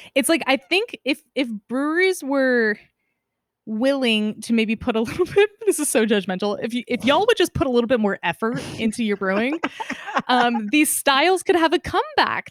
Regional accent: Northern California, United States; now in Seattle, United States; grew up in Northern California

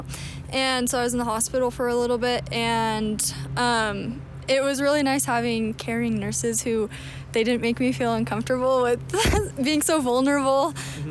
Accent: Klamath Falls, Oregon, United States; now in Provo, United States; I'm from Klamath Falls, Oregon, and I'm studying psychology

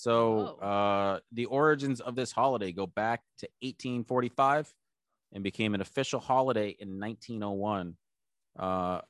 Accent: Canada; as a Canadian

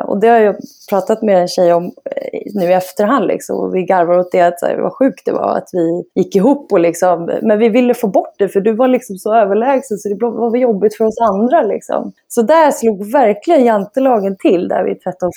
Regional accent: Stockholm, Stockholm County, Sweden; Jag är uppväxt i eh, Bromma i Stockholm

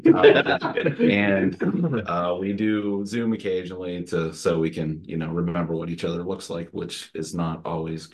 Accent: Somerset County, Pennsylvania, United States; I'm from Somerset County, Pennsylvania

